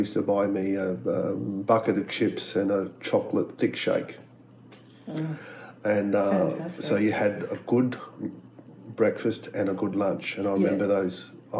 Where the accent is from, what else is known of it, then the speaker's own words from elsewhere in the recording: Gold Coast, Queensland, Australia; also born or lived in Blacktown, Sydney, New South Wales / Bollon, Queensland (Kooma ancestral country); now in Brisbane, Australia; And then I basically lived in Brisbane for a short time and then went to the Gold Coast and grew up there. But then came back to Brisbane to boarding school, and off we went. So, and I've been in Brisbane really ever since.